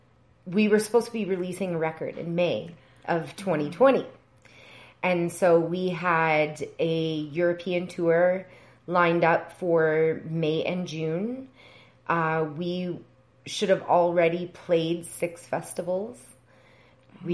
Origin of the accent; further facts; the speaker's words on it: Edmonton, Alberta, Canada; also born or lived in Lion's Head, Ontario; now in Toronto, Canada; based in Toronto, but I grew up in Edmonton, Alberta